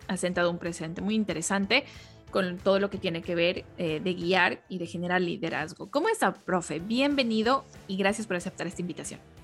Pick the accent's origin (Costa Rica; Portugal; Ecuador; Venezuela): Ecuador; soy ecuatoriana